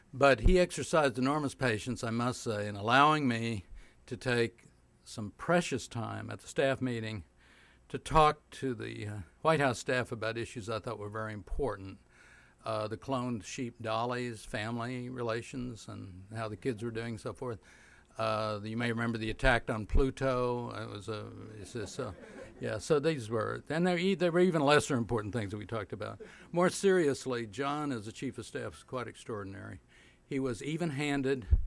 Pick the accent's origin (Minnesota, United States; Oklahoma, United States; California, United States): Oklahoma, United States; I grew up in Oklahoma in the 40s and 50s